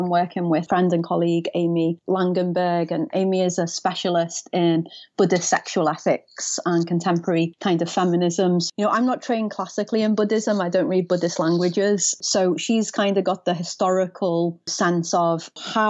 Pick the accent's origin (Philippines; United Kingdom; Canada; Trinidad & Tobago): United Kingdom; now in Florida, United States; being a Brit from a working class, you know, family and city